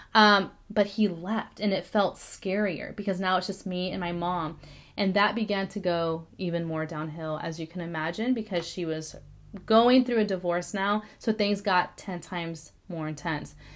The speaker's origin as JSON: {"language": "English", "town": "Corpus Christi", "region": "Texas", "country": "United States", "tie": "born or raised there", "moved": "yes", "said": "I was born in Corpus Christi, Texas, right, um, in 1989"}